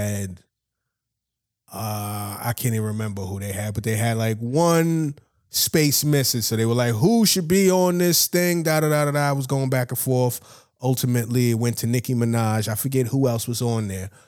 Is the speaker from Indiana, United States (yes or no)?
no; New York, United States; being a New Yorker